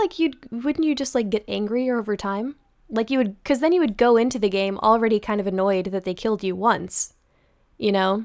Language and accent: English; Atlanta, Georgia, United States; now in Los Angeles, United States; I'm from Atlanta, but I'm currently living in L A.